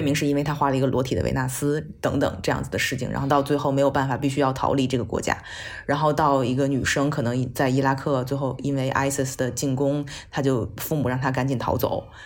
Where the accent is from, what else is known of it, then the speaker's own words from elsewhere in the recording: China; 作为一个中国人